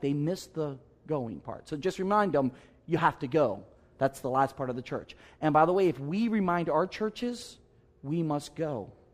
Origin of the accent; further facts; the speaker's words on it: Maryland, United States; I'm from Maryland